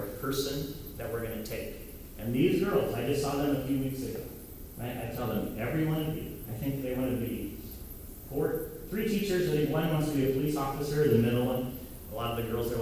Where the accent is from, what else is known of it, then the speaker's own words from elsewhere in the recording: United States; I'm this white, American, Protestant, Christian, male, heterosexual boy